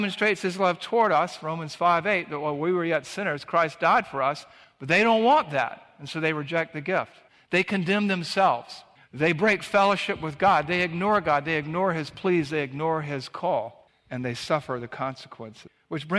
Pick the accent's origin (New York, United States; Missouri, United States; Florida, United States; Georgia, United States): Georgia, United States; Savannah; the beach where we grew up in Savannah, Georgia